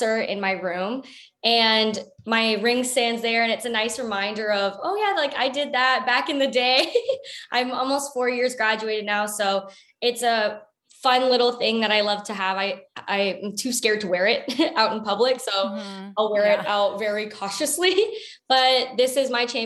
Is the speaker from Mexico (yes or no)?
no; Canada; I was born and raised in Canada